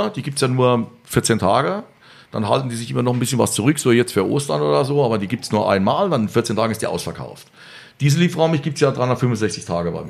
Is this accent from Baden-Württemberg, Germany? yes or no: no; Bavaria, Germany; Bei uns in Bayern jetzt?